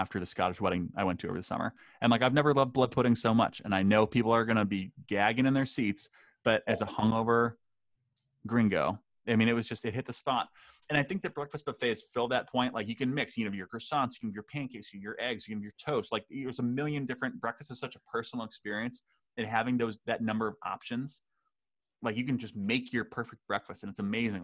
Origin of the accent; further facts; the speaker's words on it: Hanover, New Hampshire, United States; the buffet in my hometown, the Everything EBAs, Everything But Anchovies, closed down. It was a Hanover classic